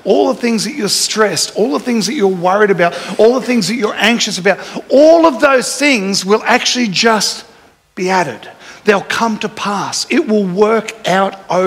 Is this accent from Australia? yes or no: yes; Jimboomba, Queensland, Australia; when we grew up in Jimboom